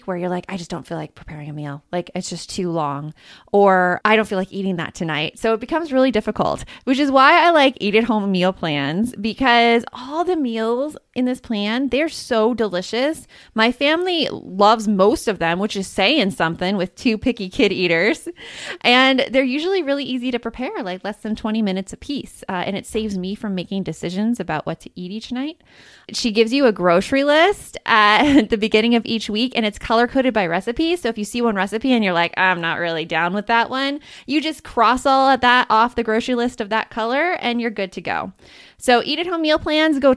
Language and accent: English; Tucson, Arizona, United States; I'm from Arizona